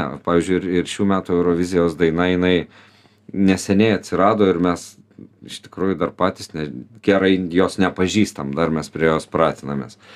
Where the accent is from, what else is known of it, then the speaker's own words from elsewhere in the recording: Vilnius, Vilnius County, Lithuania; Mes Vilniečiai